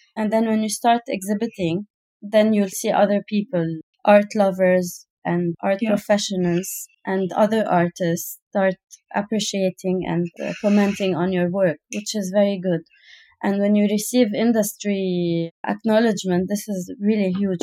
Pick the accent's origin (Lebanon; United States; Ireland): Lebanon; now in United Arab Emirates; I come from Lebanon